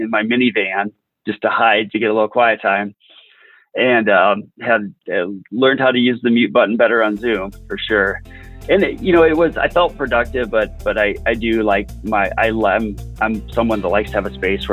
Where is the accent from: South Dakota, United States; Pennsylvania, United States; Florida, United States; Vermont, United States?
South Dakota, United States; South Central; I grew up in South Central South Dakota, west of the river, so a real small